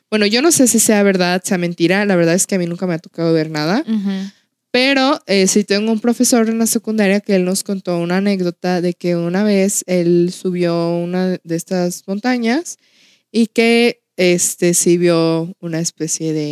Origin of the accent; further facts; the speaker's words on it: Mexico; el lugar donde yo somos, de, de Outland, es un lugar que se caracteriza porque ha habido muchos avistamientos.